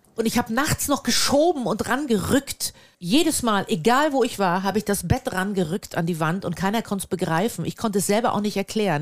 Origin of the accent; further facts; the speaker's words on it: Germany; ich bin ja an der Ostsee groß geworden